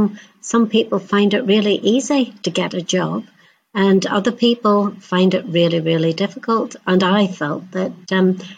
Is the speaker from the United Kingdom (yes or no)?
yes; Northern Ireland, United Kingdom; I grew up in Northern Ireland